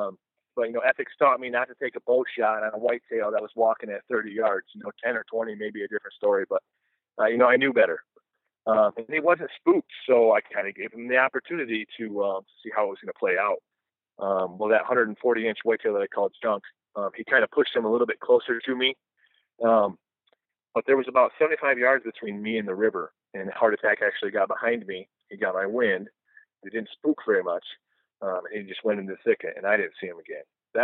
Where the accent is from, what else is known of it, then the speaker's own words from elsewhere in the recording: Michigan, United States; We're from Michigan.